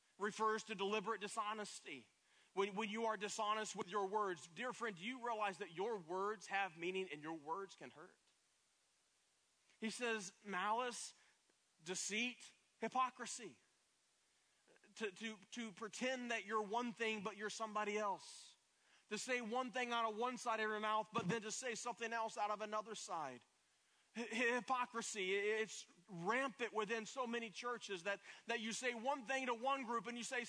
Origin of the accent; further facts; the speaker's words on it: Pigeon Forge, Tennessee, United States; moved away as an adult; also born or lived in Plano, Texas / Nashville, Tennessee; now in Central Florida, United States; I'm from Pigeon Forge, Tennessee, East Tennessee, where Dollywood is